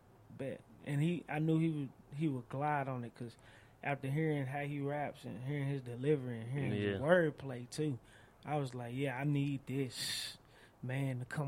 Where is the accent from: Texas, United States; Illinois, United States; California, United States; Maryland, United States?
Texas, United States; Dallas; Oak Cliff is my hood, it's my city, it's where I grew up.